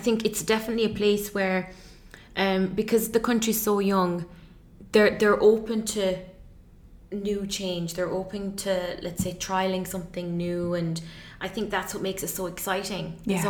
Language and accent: English; Ireland; now in United Arab Emirates; apart from my own home country now, Ireland